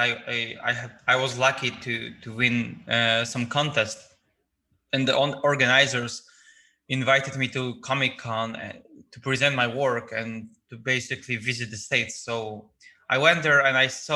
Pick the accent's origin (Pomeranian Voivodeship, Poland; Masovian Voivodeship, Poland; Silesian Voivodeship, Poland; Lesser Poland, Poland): Pomeranian Voivodeship, Poland; Gdańsk; I was born in the Gdańsk, which is like a city with a lot of like old town architecture